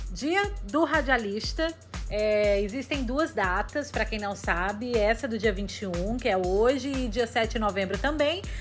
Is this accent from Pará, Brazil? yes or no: yes; Pará, Brazil; A gente é do interior do Pará